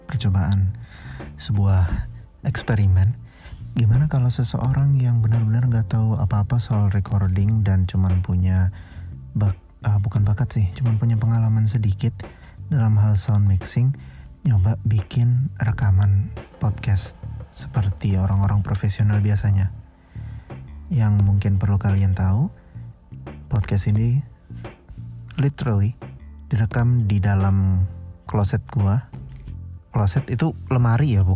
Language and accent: Indonesian; Banjarmasin, South Kalimantan, Indonesia; gue lahir dan besar gue di Banjarmasin